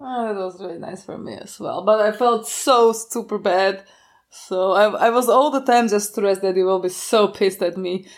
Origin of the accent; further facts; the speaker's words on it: Košice, Košice Region, Slovakia; I was living in Slovakia all my life. I was born in Košice and I live in Košice also right now.